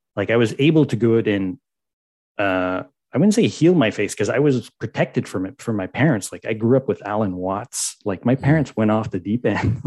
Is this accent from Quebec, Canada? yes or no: yes; Montreal, Quebec, Canada; I'm from Montreal, but I come from a family that's been deeply scarred by the Catholic Church in, in Montreal